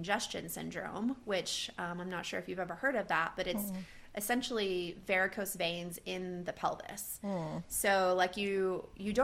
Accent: Texas, United States; moved away as an adult; also born or lived in northeastern Minnesota; now in Minnesota, United States; I grew up in Texas and lived in Texas my whole life.

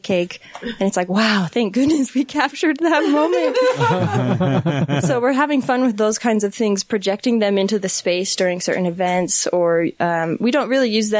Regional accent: Centerville, Utah, United States; also born or lived in Salt Lake City, Utah; I grew up here in Utah, just Centerville, out by Bountiful.

